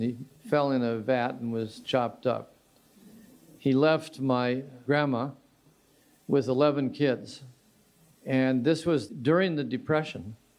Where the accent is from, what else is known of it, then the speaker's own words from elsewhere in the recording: Royal Oak or Hamtramck, Michigan, United States; my hometown of Royal Oak or Hamtramck